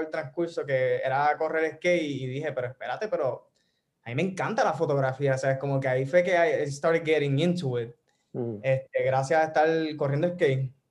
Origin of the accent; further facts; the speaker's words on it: Toa Baja, Puerto Rico; also born or lived in Bayamón / San Juan / Orlando; originalmente soy de Bayamón, pero fui criado en, o sea, toda mi vida en toda, este, toda alta, en, sí, alta, Levitown.